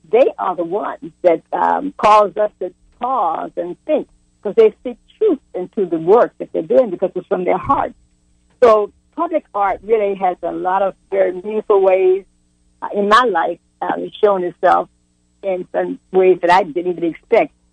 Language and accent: English; Tallahassee, Florida, United States; I grew up in Tallahassee, and having lived in Frenchtown, you know, in my early years and gone to school at Lincoln High School, art was the fabric of our community.